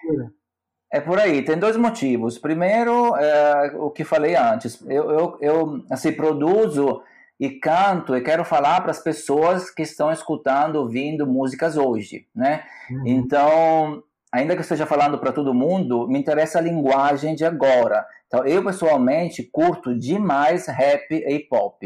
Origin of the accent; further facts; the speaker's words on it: Salerno, Campania, Italy; Portuguese is a second language; moved away as an adult; also born or lived in Bergamo, Italy / Salvador, Brazil; now in Florianópolis, Brazil; eu nasci em Salerno, que é uma cidade no sul da Itália, perto de Nápoles